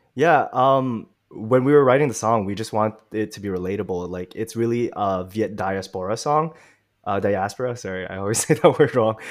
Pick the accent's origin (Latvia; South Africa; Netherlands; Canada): Canada; Montreal, Quebec; I'm really from Montreal, but my parents are from Vietnam.